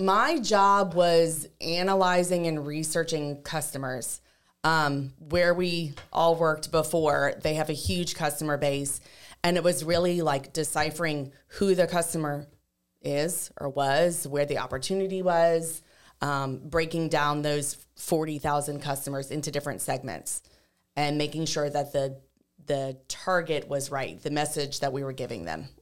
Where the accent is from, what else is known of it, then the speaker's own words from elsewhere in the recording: Lafayette, Louisiana, United States; we're all three from Lafayette